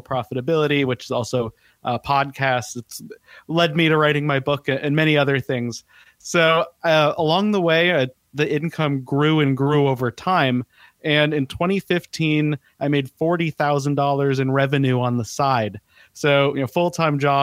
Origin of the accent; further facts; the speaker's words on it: Denver, Colorado, United States; moved away as an adult; also born or lived in Portland; now in Southern California, United States; I grew up in Denver. I was in that area for about 25 years